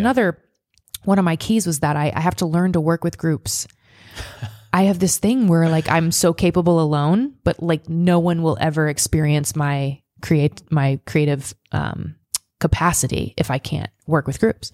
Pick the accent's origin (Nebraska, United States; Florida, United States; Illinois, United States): Nebraska, United States; moved away; my hometown is the Fourth of July capital of Nebraska.